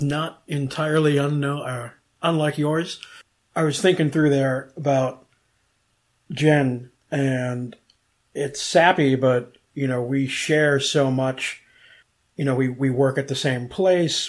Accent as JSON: {"language": "English", "town": "Cleveland", "region": "Ohio", "country": "United States", "tie": "born or raised there", "moved": "as an adult", "lives_now": "Orlando, United States", "said": "growing up in Cleveland, living on both the east, south, and west sides of town"}